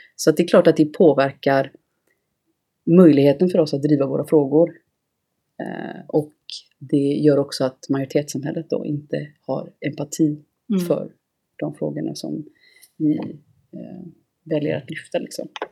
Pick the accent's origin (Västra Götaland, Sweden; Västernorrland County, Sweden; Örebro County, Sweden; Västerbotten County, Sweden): Västra Götaland, Sweden; Gothenburg; jag är från Göteborg.